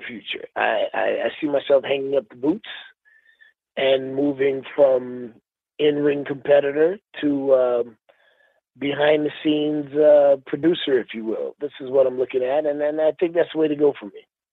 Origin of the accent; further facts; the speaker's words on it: Miami, Florida, United States; now in Houston, United States; I'm from Miami. Miami's always home